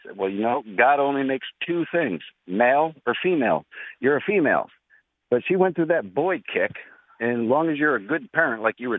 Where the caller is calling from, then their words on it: Apollo Beach, Florida, United States; I'm calling from Apollo Beach.